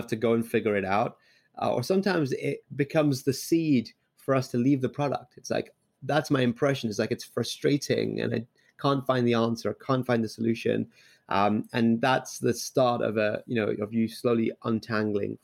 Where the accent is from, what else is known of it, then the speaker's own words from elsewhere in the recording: London, United Kingdom; also born or lived in Liverpool; now in Bay Area, United States; I grew up in London. I actually first moved to the UK to Liverpool